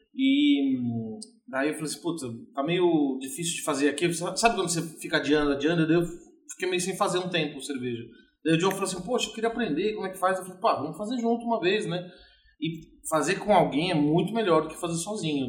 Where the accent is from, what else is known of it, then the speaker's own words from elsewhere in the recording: São Paulo, Brazil; eu nasci em São Paulo e em 1981